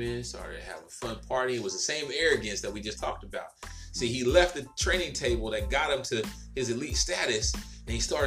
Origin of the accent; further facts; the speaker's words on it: the South, United States; I'm from the South now